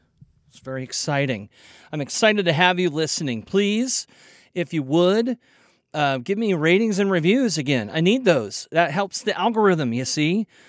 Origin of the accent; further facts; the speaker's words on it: Kansas City, Missouri, United States; I'm from Kansas City, so the Missouri side.